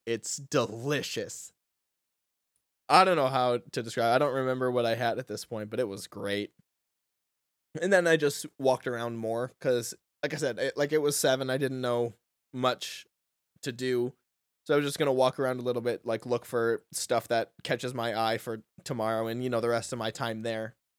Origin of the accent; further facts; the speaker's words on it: United States; I'm an American.